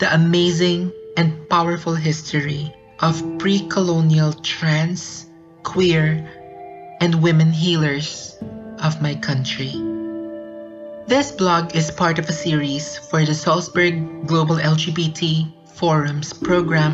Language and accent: English; Philippines; I grew up in the Philippines